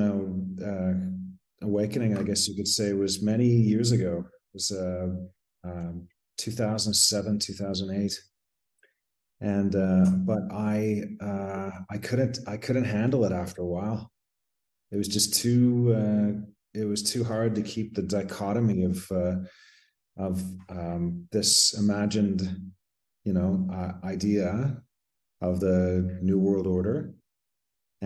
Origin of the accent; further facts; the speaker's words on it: southwestern Ontario, Canada; moved away as an adult; also born or lived in London, Ontario; now in Pátzcuaro, Mexico; I'm a Canadian, born and raised in small town Ontario, southwestern Ontario, and grew up there